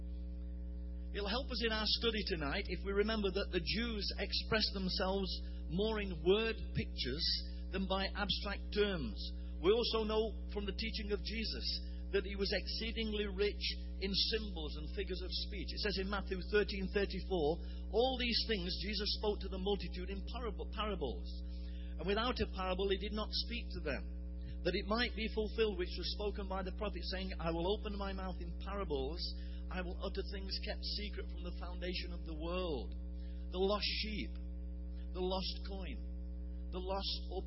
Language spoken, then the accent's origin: English; England, United Kingdom; I was born in England in 1941